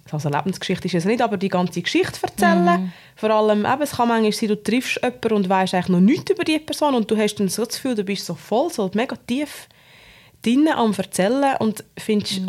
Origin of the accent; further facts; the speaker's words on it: Obwalden, Switzerland; Ich bin in Ovalde aufgewachsen, in einem sehr konservativen Umfeld